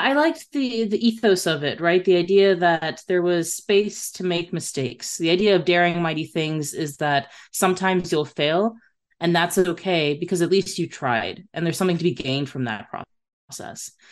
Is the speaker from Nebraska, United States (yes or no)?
yes; Nebraska, United States; moved away as an adult; also born or lived in Texas; I grew up in Nebraska.